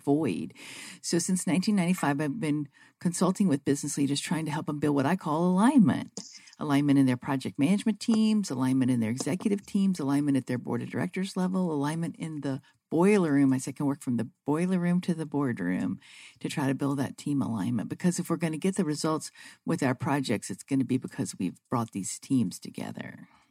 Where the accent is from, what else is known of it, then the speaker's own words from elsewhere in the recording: Vicksburg, Mississippi, United States; now in Phoenix, United States; I grew up in Vicksburg, Mississippi, but I'm Phoenix based now